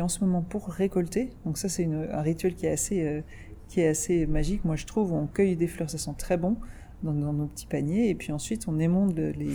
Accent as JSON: {"language": "French", "town": "Paris", "region": "Île-de-France", "country": "France", "said": "on est parisienne, mais on a des racines euh, campagnardes très fortes dans le centre de la France"}